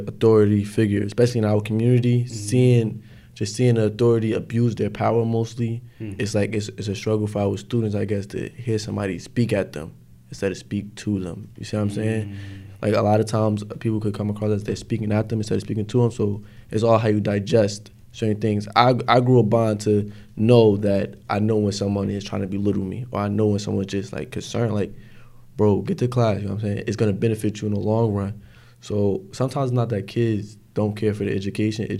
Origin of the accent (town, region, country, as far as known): Newark, New Jersey, United States; born or raised there